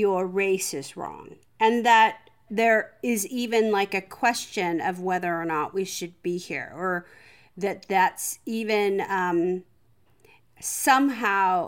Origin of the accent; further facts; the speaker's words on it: United States; I was born in America. I am very much an American